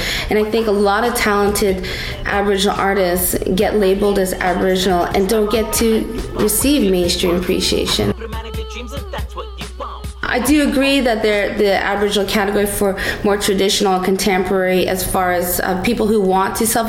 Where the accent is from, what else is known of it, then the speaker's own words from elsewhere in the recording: Port Hardy, British Columbia, Canada; I'm Kwakwaka'wakw, Cree, Coast Salish, and Niska. And I'm from the Gwasala Nakwadam Nation, and that's located in Port Hardy, BC.